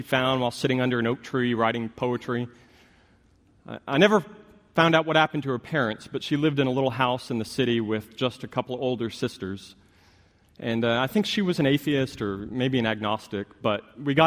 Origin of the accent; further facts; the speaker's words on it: Austin, Texas, United States; I grew up in Austin, and I went to public high school in the city